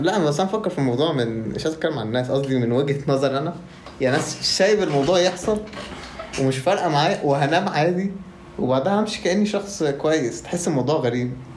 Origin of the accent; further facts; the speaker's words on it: Egypt; إحنا كلنا كمصريين